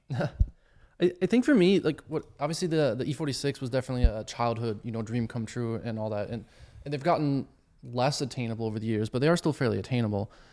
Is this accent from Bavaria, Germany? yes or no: yes; Bavaria, Germany; moved away; I grew up in Germany originally